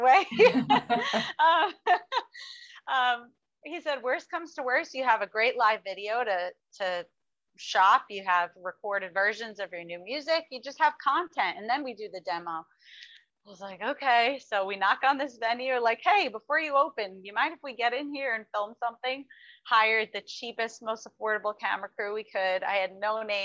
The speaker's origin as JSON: {"language": "English", "area": "Westchester County", "region": "New York", "country": "United States", "tie": "born or raised there", "also_born_or_lived": "Brooklyn, New York", "said": "I was born in Brooklyn, New York. The most country of places I know, and I grew up and I still am in Westchester County, New York."}